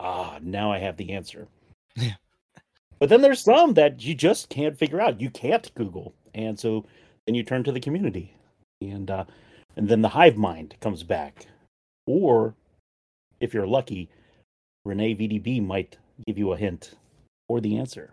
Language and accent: English; near Annapolis, Maryland, United States; I'm down in Maryland in the U.S., specifically near the Annapolis area.